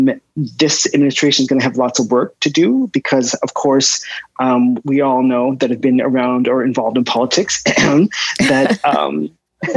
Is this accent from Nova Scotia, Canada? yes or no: yes; Nova Scotia, Canada; I have really great memories of growing up in Nova Scotia.